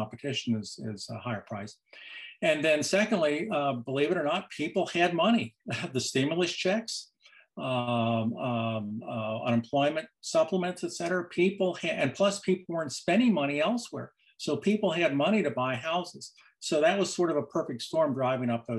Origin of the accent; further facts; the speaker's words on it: Cincinnati, Ohio, United States; that's where I'm from. I grew up in Cincinnati, and I grew up in the 50s and 60s there